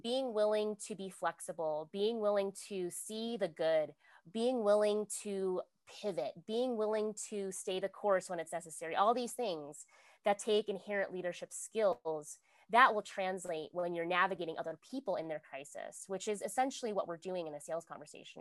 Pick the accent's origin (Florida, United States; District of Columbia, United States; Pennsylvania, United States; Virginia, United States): Virginia, United States; I'm from Virginia. So I know hurricanes, like we have hurricane parties